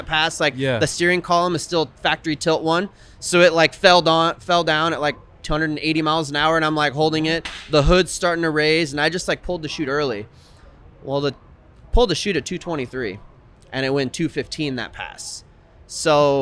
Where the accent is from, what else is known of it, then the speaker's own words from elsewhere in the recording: Dominican Republic; now in Northwest, United States; I grew up in the Dominican Republic